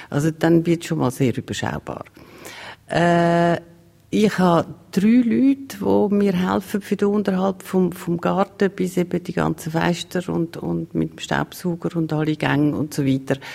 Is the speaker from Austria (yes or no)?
no; Maienfeld, Graubünden, Switzerland; Ich bin in Meienfeld aufgewachsen ich bin in Meierfeld in die Schule, aber äh, meine Mutter ist Stadtzürcherin.